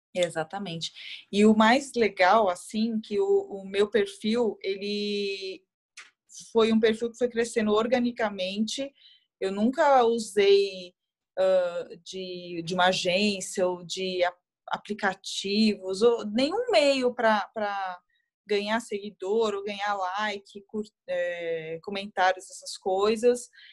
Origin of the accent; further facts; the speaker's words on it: Guarulhos, São Paulo, Brazil; now in São Paulo, Brazil; sou natural de Guarulhos, mas hoje eu moro em, em São Paulo